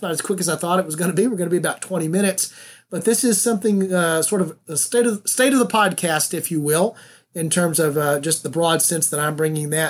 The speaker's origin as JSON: {"language": "English", "region": "the South", "country": "United States", "said": "I'm from the South, and I was raised to do that."}